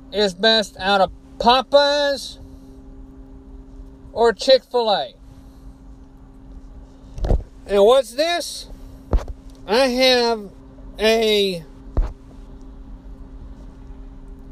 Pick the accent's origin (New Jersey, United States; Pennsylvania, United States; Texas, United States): Texas, United States; Beaumont; my hometown of Beaumont, Texas